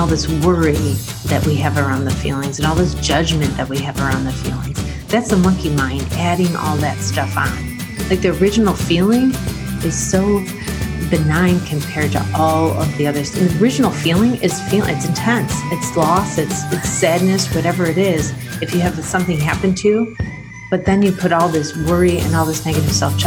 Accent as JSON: {"language": "English", "town": "Rochester", "region": "New York", "country": "United States", "said": "I'm from Rochester, New York, and I've been a family therapist for over 20 years"}